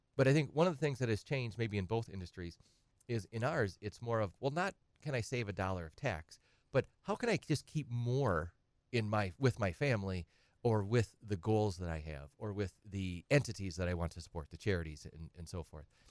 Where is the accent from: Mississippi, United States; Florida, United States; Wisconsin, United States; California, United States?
Wisconsin, United States; Edgar; also born or lived in Madison / Twin Cities; now in Wausau, United States; I'm from Edgar originally